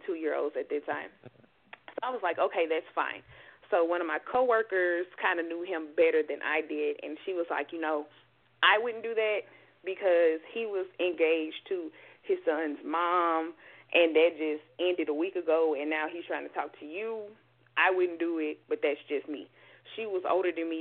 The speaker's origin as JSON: {"language": "English", "region": "Mississippi", "country": "United States", "tie": "born or raised there", "moved": "as an adult", "lives_now": "Houston, United States", "said": "I'm from Mississippi, born and raised."}